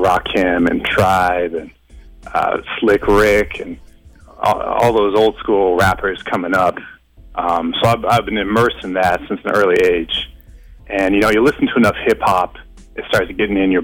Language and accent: English; Los Angeles, California, United States; I'm from Los Angeles, born and raised